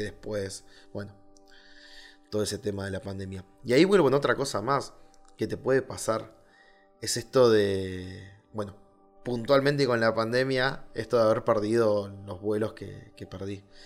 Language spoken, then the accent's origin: Spanish; Argentina; Punta Arenas, que es una ciudad que está muy cerca de, mi ciudad natal. O sea, del lado de Chile a 200 kilómetros está 300 kilómetros más o menos está mi ciudad en Argentina